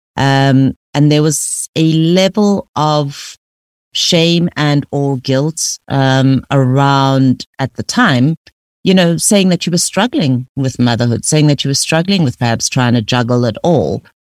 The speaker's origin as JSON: {"language": "English", "town": "Pretoria", "region": "Gauteng", "country": "South Africa", "tie": "born or raised there", "said": "I grew up in Pretoria"}